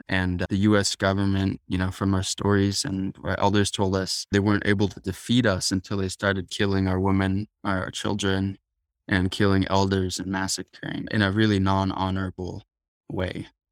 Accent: Tucson, Arizona, United States; born or raised there

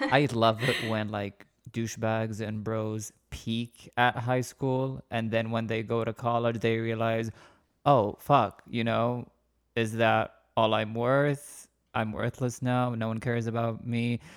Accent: Saudi Arabia; moved away; I'm originally from Saudi Arabia

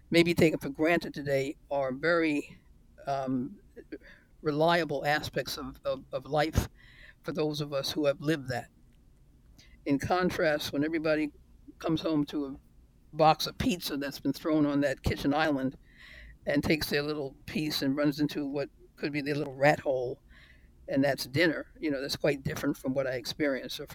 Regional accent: New York, United States; my life in New York was growing up with the American dream.

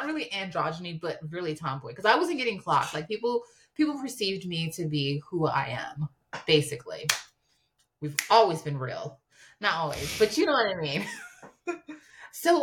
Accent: New York, United States; also born or lived in Harlem, New York; I'm from New York

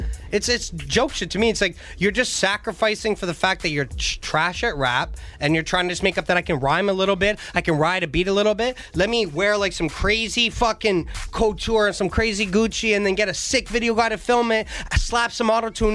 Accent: Kirkland Lake, Ontario, Canada; born there; I was born in Kirkland Lake, Ontario, 2.5 hours north of North Bay, Ontario.

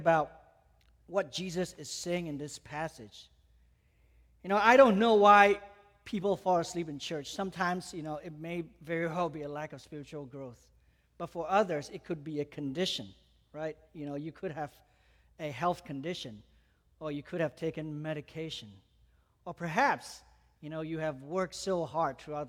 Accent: Malaysia; moved away; I grew up in Malaysia, I came to know the Lord at the age of 15.

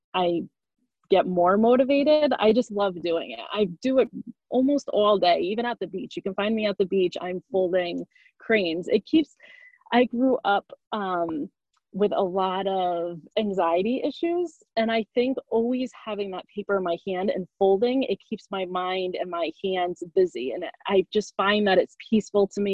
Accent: Connecticut, United States; I grew up in Connecticut

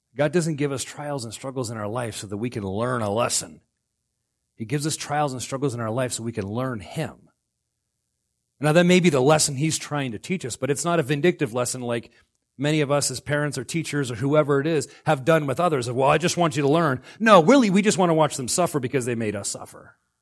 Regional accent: Florida, United States; now in Alaska, United States

